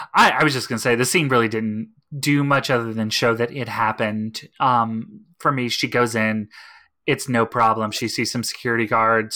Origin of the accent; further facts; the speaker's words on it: East Texas, United States; I grew up in East Texas